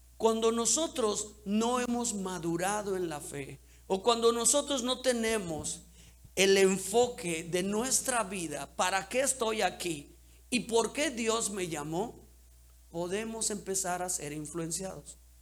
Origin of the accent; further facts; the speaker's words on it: Cancún, Quintana Roo, Mexico; crecimos en Cancún.